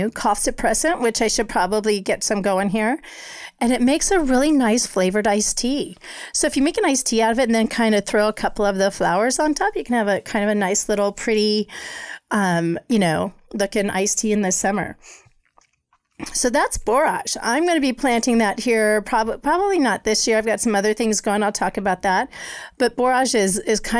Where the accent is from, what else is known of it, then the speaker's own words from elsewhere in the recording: Colorado, United States; moved away; growing up in Colorado